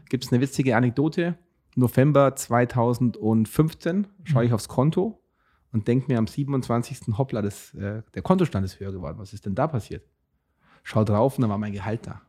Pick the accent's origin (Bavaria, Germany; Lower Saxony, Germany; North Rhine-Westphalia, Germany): Bavaria, Germany; Augsburg; accent: Bavarian; ich komme aus Augsburg